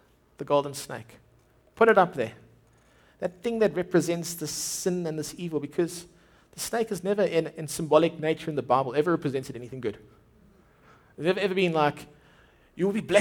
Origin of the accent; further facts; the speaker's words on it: Durban, KwaZulu-Natal, South Africa; My wife grew up in Durban. I grew up in Durban.